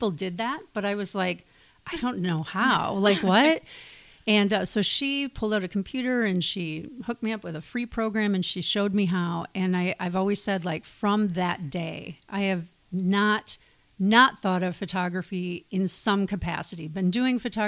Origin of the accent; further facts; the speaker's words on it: Wisconsin, United States; moved away as an adult; now in Beaverton, United States; I hail from the Midwest, Wisconsin, to be precise